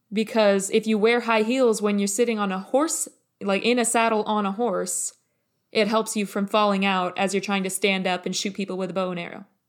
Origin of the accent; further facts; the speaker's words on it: United States; we're both American, so that means that we both grew up in this kind of patriarchy soup.